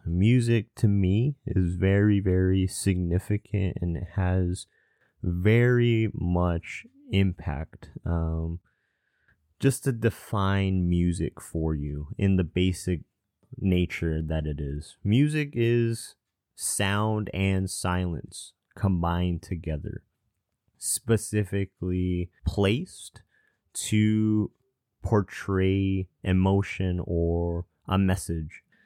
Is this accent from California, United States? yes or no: yes; Southern California, United States; also born or lived in Atlanta, Georgia / Irvine, California / Spokane, Washington / Chicago, Illinois; after I was one, I moved all the way to Southern California.